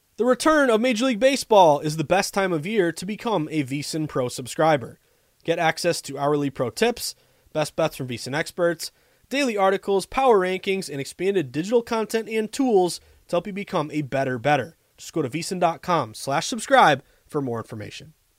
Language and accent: English; Boston, Massachusetts, United States; as a Bostonian